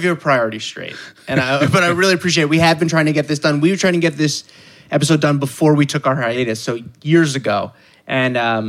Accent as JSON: {"language": "English", "town": "Lower Merion", "region": "Pennsylvania", "country": "United States", "said": "I'm a Philly guy"}